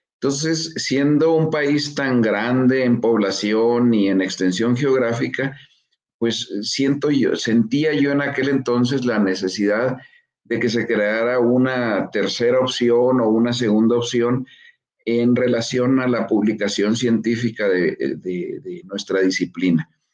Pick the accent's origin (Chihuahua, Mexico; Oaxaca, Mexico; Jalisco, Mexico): Chihuahua, Mexico; yo soy mexicano y nací y vivo aquí en Chihuahua